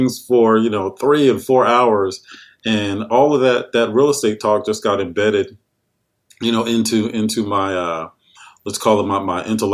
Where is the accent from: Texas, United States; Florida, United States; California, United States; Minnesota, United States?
California, United States; San Jose; I was born in San Jose, California